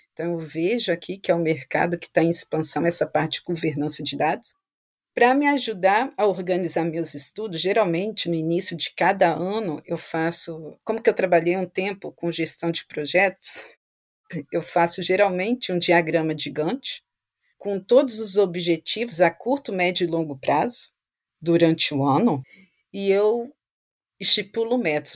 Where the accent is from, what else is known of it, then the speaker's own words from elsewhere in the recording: Vitória, Espírito Santo, Brazil; moved away as an adult; now in France; eu sou de Vitória, Espírito Santo